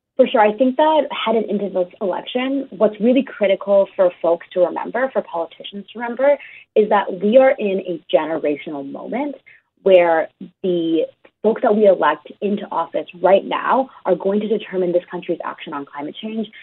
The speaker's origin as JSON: {"language": "English", "town": "Vancouver", "region": "British Columbia", "country": "Canada", "said": "I'm from Vancouver, BC"}